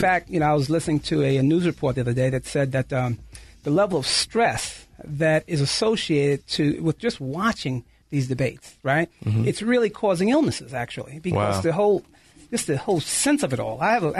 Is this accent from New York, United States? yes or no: yes; New York, United States; I'm a New Yorker